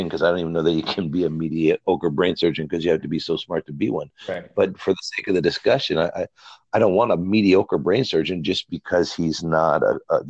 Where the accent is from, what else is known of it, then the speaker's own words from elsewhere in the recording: United States; I'm an American